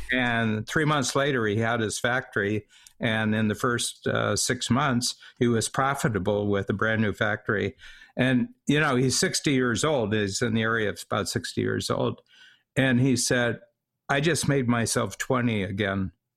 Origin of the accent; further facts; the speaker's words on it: United States; now in Toronto, Canada; I'm an American. I live in Canada